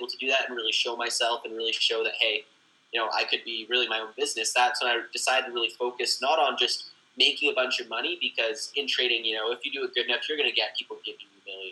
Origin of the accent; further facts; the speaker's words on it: Canada; I'm from Canada